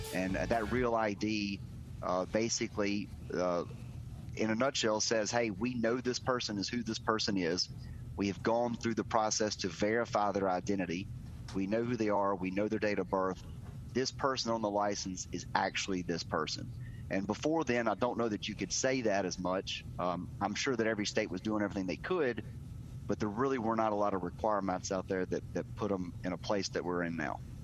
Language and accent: English; Terry, Mississippi, United States; I've grown up in Mississippi, been here my whole life